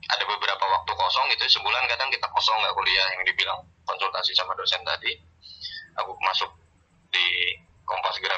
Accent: Purworejo, Central Java, Indonesia; also born or lived in Yogyakarta; aku aslinya Purworejo Jawa Tengah

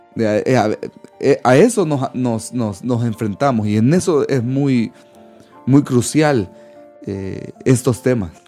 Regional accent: El Salvador; moved away; los salvadoreños, los que somos salvadoreños, no sé si han escuchado que nos dicen guanacos

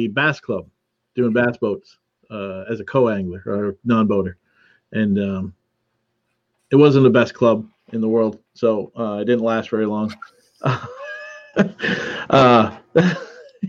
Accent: Brockton, Massachusetts, United States; I lived in a town called Brockton, my hometown

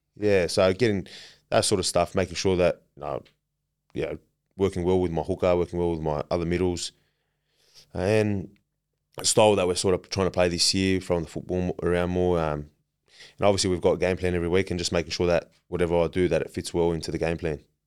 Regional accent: Merrylands, New South Wales, Australia; I grew up in Maryland, out west

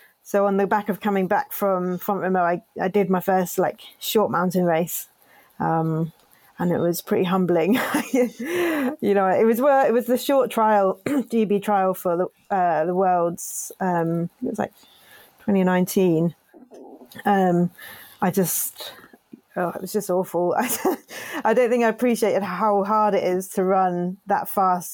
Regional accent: Cornwall, South West England, United Kingdom; growing up in Cornwall

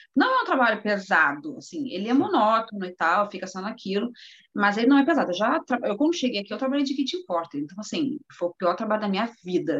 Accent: Rio de Janeiro, Brazil; moved away as an adult; now in Europe; eu sou do Rio de Janeiro, sou acostumada com praia

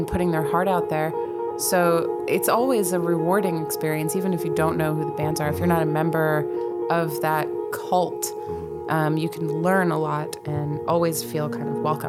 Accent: Allentown, Pennsylvania, United States; born there; also born or lived in Coral Springs, United States / Fort Dix, United States; Well, I was born in Allentown, Pennsylvania.

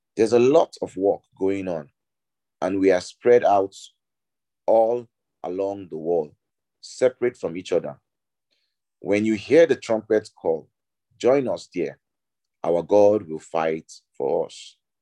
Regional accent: Nigeria; I'm Nigerian

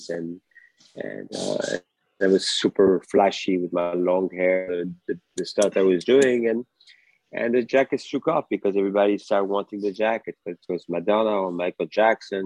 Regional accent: France; moved away as an adult; now in United States; My background was mostly math and physics when I grew up in France. And when I moved to America

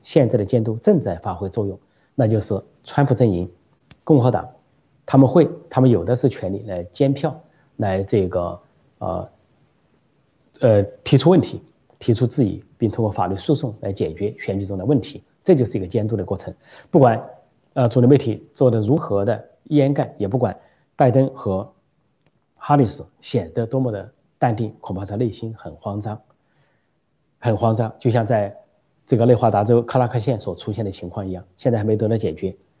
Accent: Sichuan, China; moved away; 尤其我的老家， 四川省

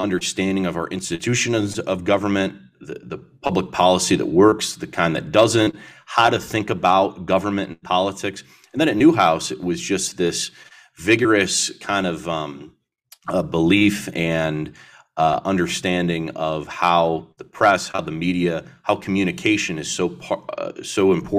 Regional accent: Syracuse, New York, United States; I'd be mayor of the city that I call my hometown, a community that I grew up in. So it's a great experience. And Syracuse was a big part of getting me to this place.

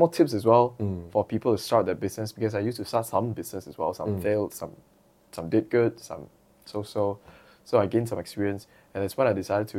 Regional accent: Perak, Malaysia; I had to go back to my hometown, Perak

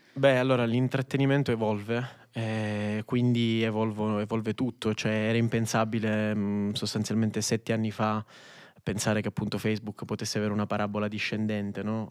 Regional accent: Sicily, Italy; faccio questa autodenuncia da siciliano

